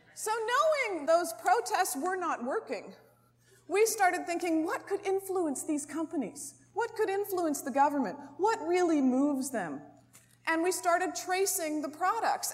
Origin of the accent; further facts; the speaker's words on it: Canada; as a Canadian